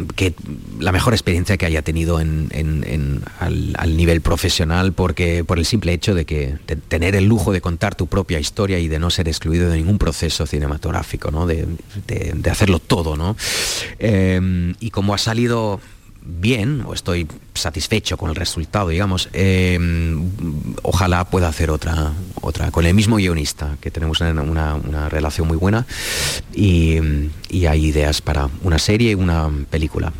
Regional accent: Cologne, North Rhine-Westphalia, Germany; Spanish is a second language; now in Berlin, Germany; yo soy de Colonia

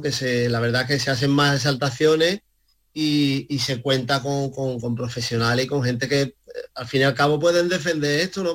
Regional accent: Málaga, Andalusia, Spain; also born or lived in Casarabonela; como malagueño que soy

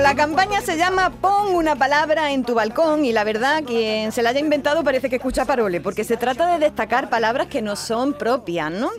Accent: Andalusia, Spain; los andaluces y sobre nuestra forma de hablar

